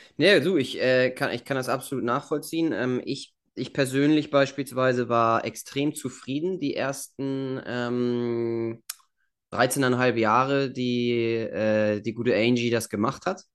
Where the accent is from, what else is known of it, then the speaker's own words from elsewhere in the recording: Germany; wie wir das hier gemacht haben in Deutschland